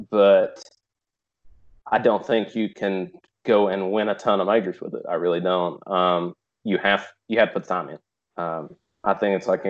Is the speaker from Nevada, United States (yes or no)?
no; East Tennessee, United States; from East Tennessee